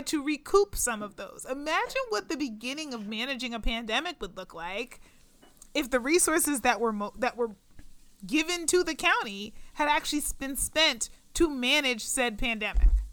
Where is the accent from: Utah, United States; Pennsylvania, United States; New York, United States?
Pennsylvania, United States; Pittsburgh; Pittsburgh, which is my hometown, Pittsburgh, Pennsylvania